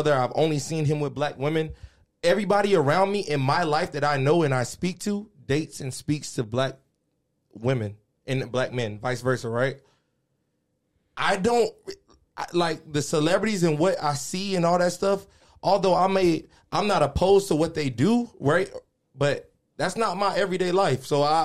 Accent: Florida, United States; I'm from Florida, in the South

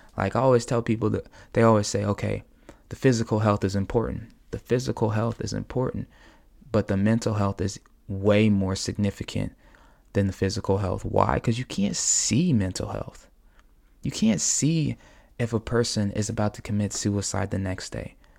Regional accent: United States; as American people

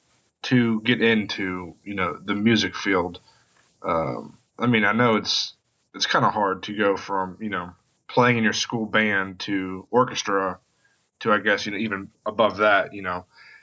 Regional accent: West Virginia, United States; I'm from West Virginia

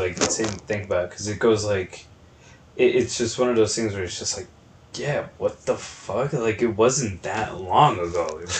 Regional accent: New York, United States; So for the people that don't know, we grew up in New York, like, yeah. And not just like buttfuck nowhere, New York, Oswego, like

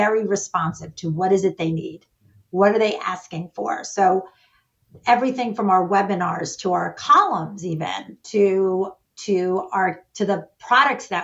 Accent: New York, United States; I'm a New Yorker and we tend to talk fast

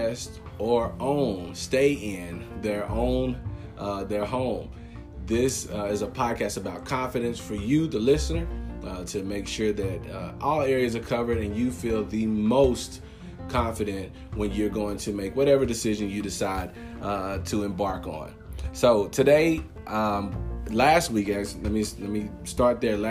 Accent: Longview, Texas, United States; also born or lived in Lufkin; I'm just from Longview

